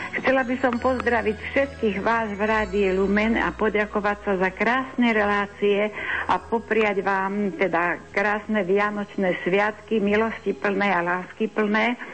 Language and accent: Slovak; Trstín, Trnava Region, Slovakia; now in Badín, Slovakia; v mojom rodnom kraji v Trstíne.